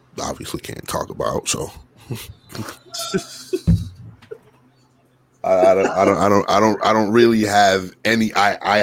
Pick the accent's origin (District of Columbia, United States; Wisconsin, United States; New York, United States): New York, United States; New York City; I am a New Yorker